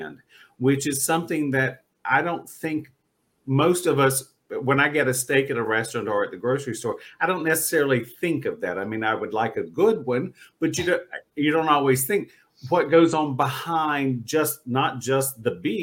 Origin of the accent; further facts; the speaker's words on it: North Carolina, United States; moved away; also born or lived in Florida; I grew up in North Carolina